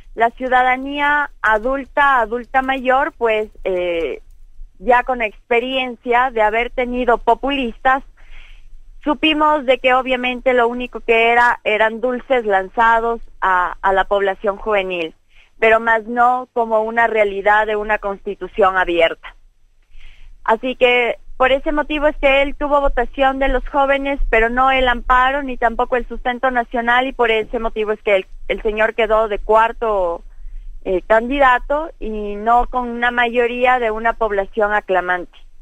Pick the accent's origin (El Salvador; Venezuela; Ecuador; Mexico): Ecuador; nosotros como pueblo ecuatoriano